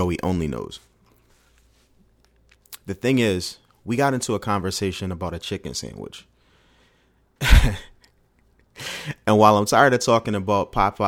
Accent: Oxon Hill, Maryland, United States; As a resident of the DMV, DC, I grew up in Oxon Hill.

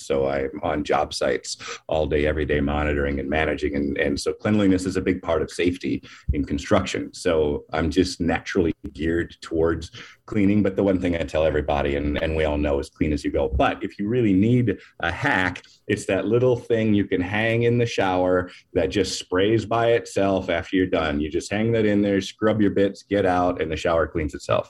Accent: Minneapolis, Minnesota, United States; I'm from Minneapolis.

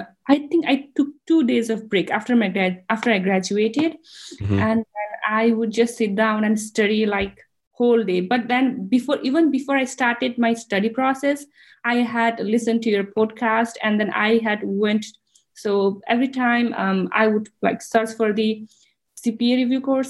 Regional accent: Nepal; moved away as an adult; now in United States; I'm from Nepal

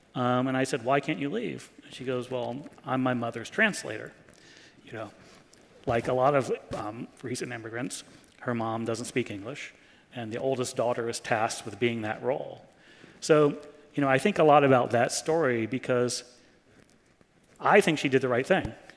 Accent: New York City, New York, United States; I was from New York City

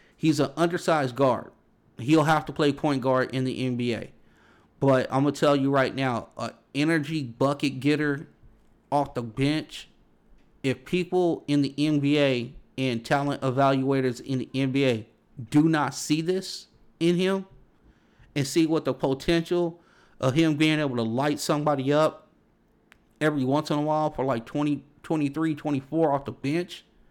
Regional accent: Los Angeles, California, United States; I grew up around Big East basketball, you know, even out here on the West Coast

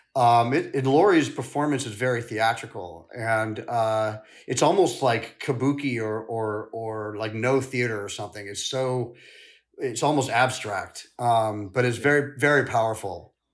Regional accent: St. Louis, Missouri, United States; also born or lived in London; we moved from London to the States when I was really young, like five, and my mother taught dance at Washington University in Saint Louis. And, uh, I really lived on that campus

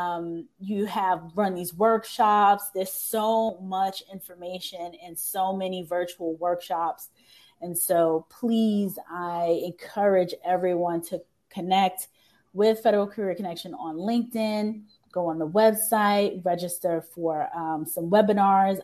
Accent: New York, United States; now in Washington, D.C., United States; I'm from New York, and I didn't know many people in the military in New York.

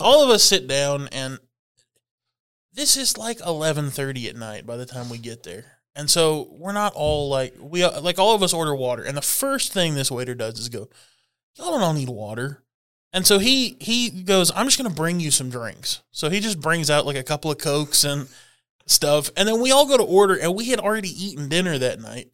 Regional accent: North Texas, United States; born or raised there

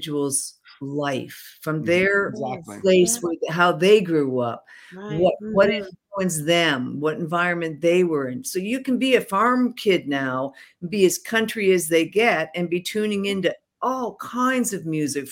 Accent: Canada; I'm a Canadian

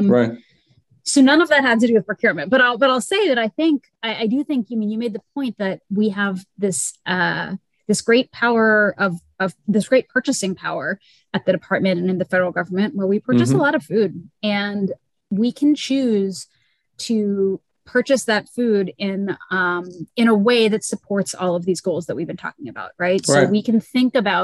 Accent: Louisiana, United States; I'm from Louisiana

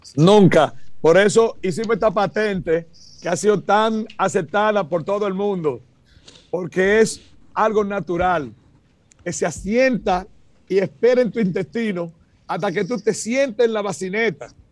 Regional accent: Dominican Republic; now in United States; somos dominicanos como quiera, puro orgullo

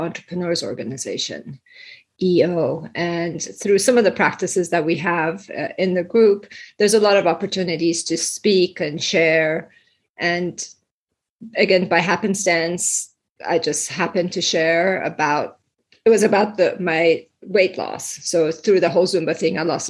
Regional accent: Iran; moved away; I was born and raised in Iran, and then we immigrated here

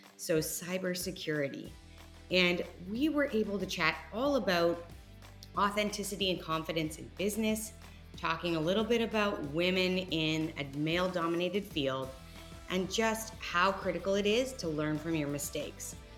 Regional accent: Canada; also born or lived in Perth, Australia; now in Houston, United States; we are Canadian and we went to Australia and now we live in Houston

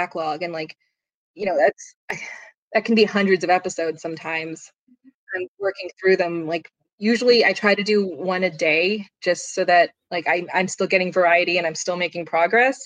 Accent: Phoenix, Arizona, United States; moved away; I was raised in Phoenix

